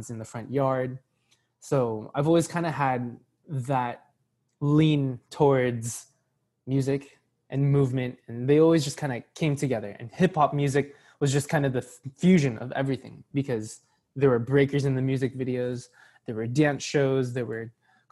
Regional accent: Poway, California, United States; also born or lived in San Marcos / Escondido / Scripps Ranch / La Jolla; now in San Diego, United States; I grew up in Poway

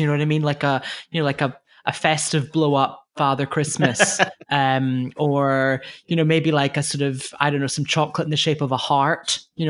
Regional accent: United Kingdom; moved away; particularly being British

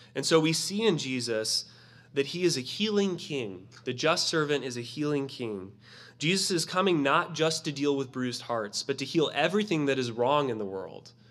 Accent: Florida, United States; I'm from Florida and we had snakes in our gardens all the time.

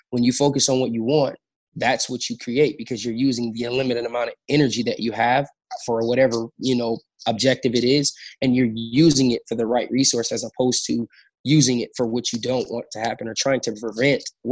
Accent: Los Angeles, California, United States; I was born again in South Central LA in a pretty rough environment. I grew up in the Crenshaw District

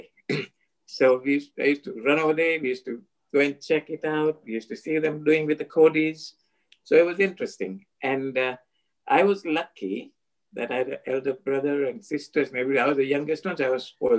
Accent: Miwani, Kisumu County, Kenya; I was born in Miwani. It's right on the equator

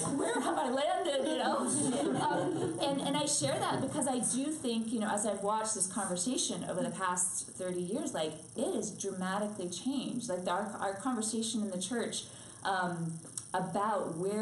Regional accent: New York City, New York, United States; I was raised in New York City, and as her daughter, and also as a pianist

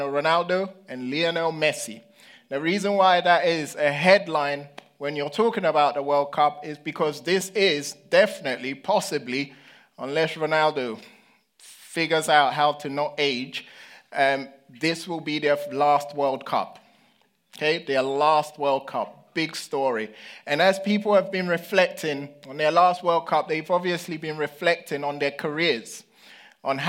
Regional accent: London, United Kingdom; I was growing up in London

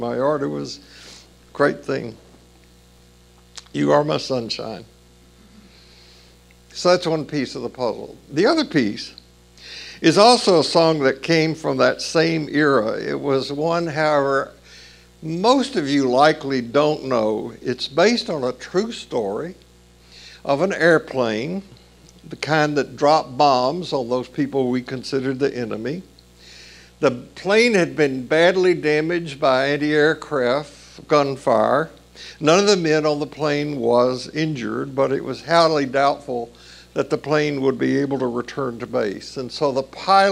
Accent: Columbia, Tennessee, United States; We moved to another town in Tennessee, south of Nashville, in the fall I turned 6.

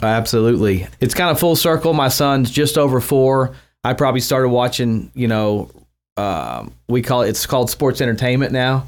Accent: Mustang, Oklahoma, United States; also born or lived in Ponca City, Oklahoma; I grew up out in Mustang.

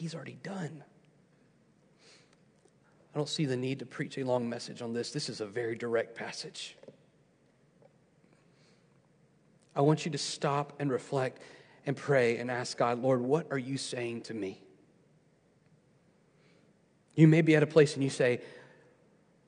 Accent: United States; I'm an American. I'm proud to be an American

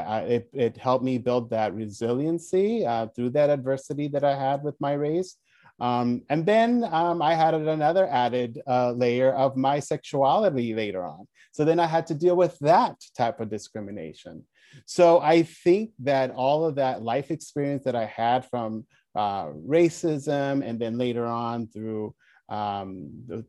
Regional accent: Glendale, California, United States; also born or lived in Mexico; I grew up in Glendale. I was born in Mexico, but as an infant, I call it shipped

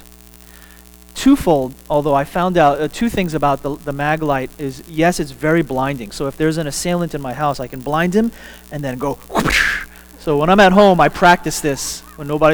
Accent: Texas, United States; I'm a Texan

